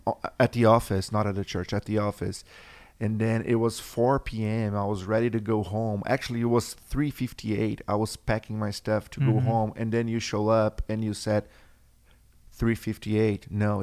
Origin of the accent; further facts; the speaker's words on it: São Paulo, Brazil; now in United States; I'm from Brazil. Mm-hmm. São Paulo, best city in the world.